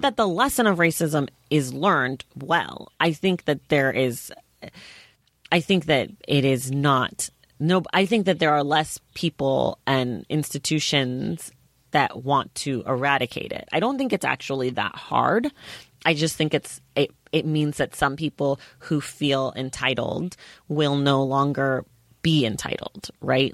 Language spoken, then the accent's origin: English; United States; as an American